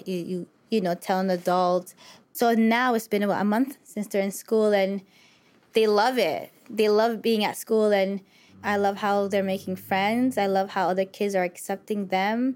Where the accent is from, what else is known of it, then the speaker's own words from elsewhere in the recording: Canada; moved away; I told them I'm from Canada